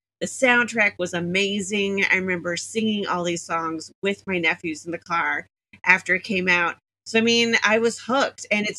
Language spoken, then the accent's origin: English; Missouri, United States; Missouri, which is my home state.